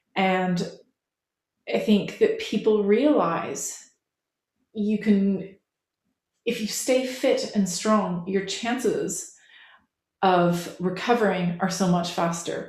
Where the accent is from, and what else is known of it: Canada; moved away as an adult; now in England